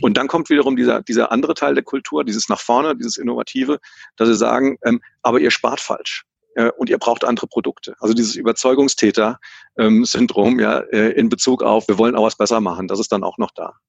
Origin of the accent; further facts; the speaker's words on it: Hesse, Germany; accent: Hessian; wie man an meinem Slang vielleicht äh, merken kann, bin ich, bin ich Hesse